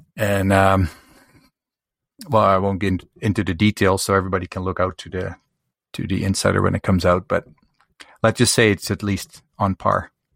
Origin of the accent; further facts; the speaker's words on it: Canada; I'm from Canada